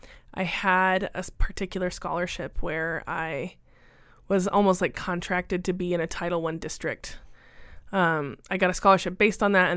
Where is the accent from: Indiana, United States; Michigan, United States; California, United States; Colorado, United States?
Indiana, United States; moved away as an adult; now in Arizona, United States; I moved here from Indiana and started at the U of A in 2004.